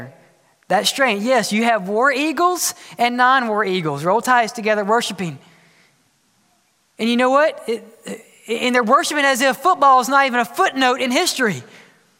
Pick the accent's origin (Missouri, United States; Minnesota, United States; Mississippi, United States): Mississippi, United States; I grew up in Mississippi